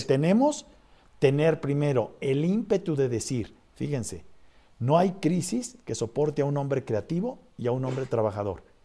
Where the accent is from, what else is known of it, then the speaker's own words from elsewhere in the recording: Mexico; los mexicanos que estamos componiendo este país